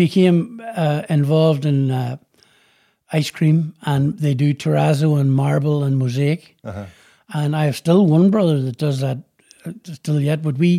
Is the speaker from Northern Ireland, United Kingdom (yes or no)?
yes; Belfast, Northern Ireland, United Kingdom; moved away; also born or lived in London / Boston; I was born in Belfast and then moved out.